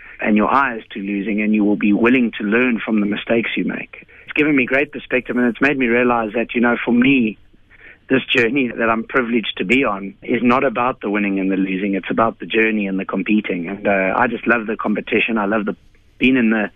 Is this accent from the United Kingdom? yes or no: no; South Africa; as a South African